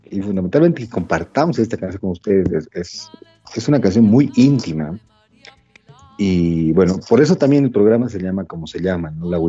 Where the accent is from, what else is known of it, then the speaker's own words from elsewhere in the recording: Bolivia; ha permeado las fronteras bolivianas, o sea, no somos bolivianos centristas en ese sentido.